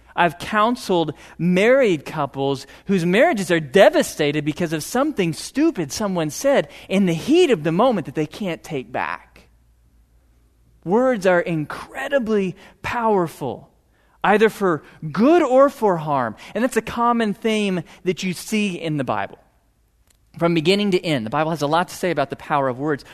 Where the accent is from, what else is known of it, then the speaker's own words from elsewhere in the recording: Piney Woods, just north of Houston, Texas, United States; I grew up in the Piney Woods, just north of Houston